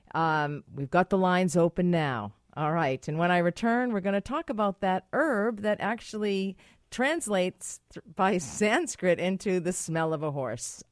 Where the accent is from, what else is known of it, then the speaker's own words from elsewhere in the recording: United States; moved away; I'm American